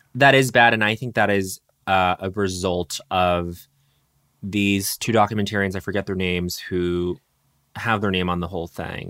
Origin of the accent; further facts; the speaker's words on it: Colorado, United States; growing up in Mormon country in Colorado